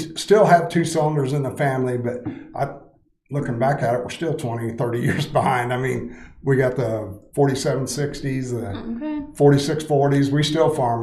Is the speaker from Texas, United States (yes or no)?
no; Scott County, east of Manchester, Illinois, United States; I grew up in Scott County, east of Manchester, Illinois. So I've lived there my whole life.